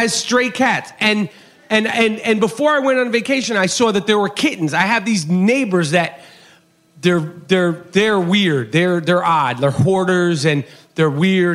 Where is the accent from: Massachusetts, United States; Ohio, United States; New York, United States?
New York, United States; now in Los Angeles, United States; I'm from New York.